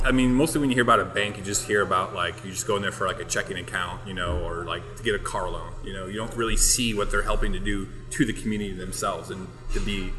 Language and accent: English; Muscatine, Iowa, United States; also born or lived in Clinton, Iowa / Cedar Rapids, Iowa; now in Dubuque, United States; I'm from Muscatine.